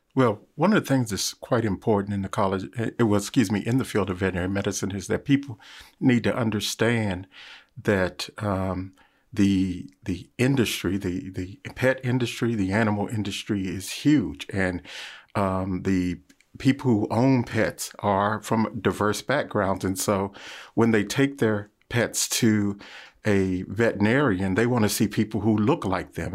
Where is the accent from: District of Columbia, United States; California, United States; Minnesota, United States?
District of Columbia, United States; Washington; as a child growing up in Washington, D C